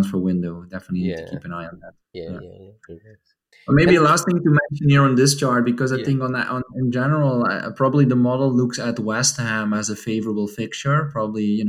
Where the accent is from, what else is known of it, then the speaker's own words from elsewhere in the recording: Maastricht, Limburg, Netherlands; this is actually my hometown team. It's called MVV Maastricht.